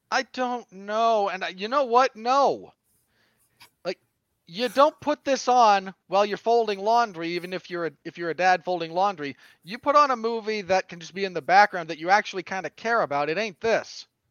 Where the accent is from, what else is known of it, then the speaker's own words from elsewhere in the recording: Salt Lake City, Utah, United States; my home state of Salt Lake City.